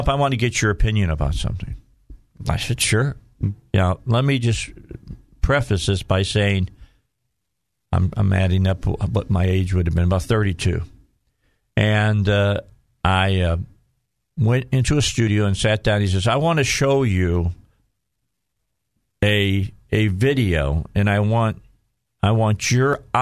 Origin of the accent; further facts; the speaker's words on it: Gary, Indiana, United States; I was from Gary